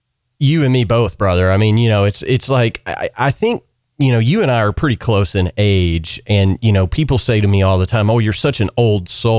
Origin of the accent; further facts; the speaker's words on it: Central Kentucky, United States; I grew up in Central Kentucky.